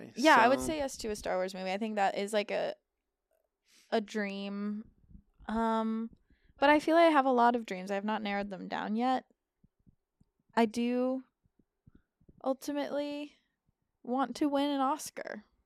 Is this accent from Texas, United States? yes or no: yes; Texas, United States; I grew up in Texas. We don't have mountains there.